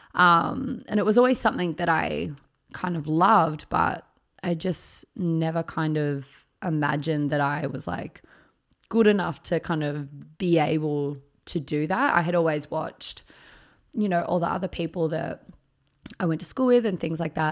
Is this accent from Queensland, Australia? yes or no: no; Picton, New South Wales, Australia; I grew up in Picton, which is the closest country town to Sydney